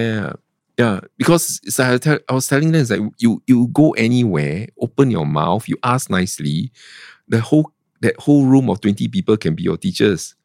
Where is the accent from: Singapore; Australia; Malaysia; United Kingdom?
Singapore; I'm from Singapore